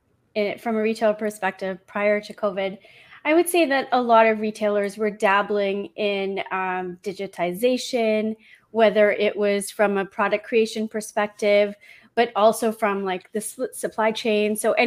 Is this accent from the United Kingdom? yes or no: yes; United Kingdom; also born or lived in London / Toronto / Vancouver / Congo; Yes. Well, because I'm British, I usually would cheer for England.